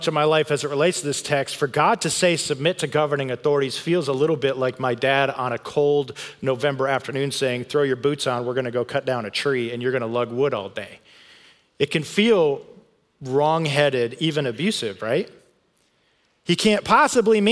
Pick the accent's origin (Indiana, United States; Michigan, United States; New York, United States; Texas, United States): Michigan, United States; Grand Rapids; I grew up in West Michigan where, man, they see snow and cold there quite a bit, in Grand Rapids, Michigan